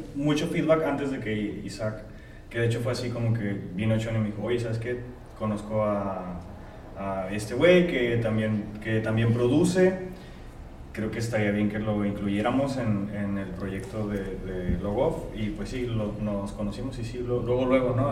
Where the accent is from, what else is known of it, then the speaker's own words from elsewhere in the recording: Tijuana, Baja California, Mexico; Lomas Virreyes, que es florido, entonces yo toda mi vida crecí allá